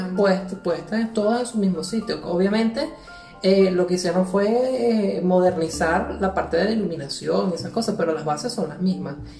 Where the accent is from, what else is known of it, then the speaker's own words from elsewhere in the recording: Venezuela; now in Ponte de Lima, Portugal; nosotros somos de Venezuela